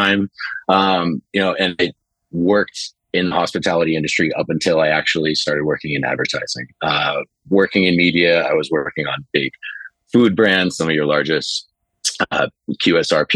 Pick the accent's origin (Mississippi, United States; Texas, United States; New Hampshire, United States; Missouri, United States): New Hampshire, United States; now in New York City, United States; I grew up in New Hampshire. I live here in New York City.